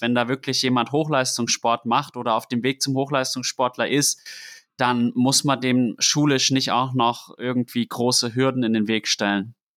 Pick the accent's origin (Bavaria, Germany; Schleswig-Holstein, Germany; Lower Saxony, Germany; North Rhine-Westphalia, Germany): Bavaria, Germany; Würzburg; ich bin in Würzburg groß geworden